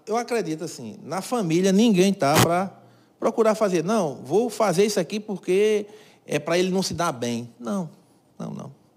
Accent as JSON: {"language": "Portuguese", "town": "Cajazeiras", "region": "Paraíba", "country": "Brazil", "tie": "born or raised there", "said": "Aqui foi onde eu nasci, cresci e vivo"}